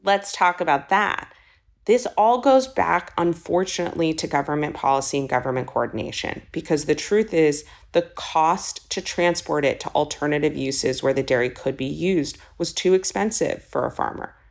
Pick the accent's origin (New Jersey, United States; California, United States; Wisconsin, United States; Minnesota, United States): California, United States; Los Angeles; moved away; also born or lived in East Coast; I'm born and raised in Los Angeles, and so much of growing up in California